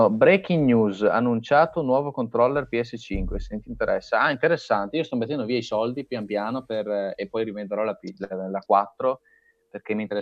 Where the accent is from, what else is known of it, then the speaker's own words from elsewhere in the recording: Brescia, Lombardy, Italy; Io sono di Brescia.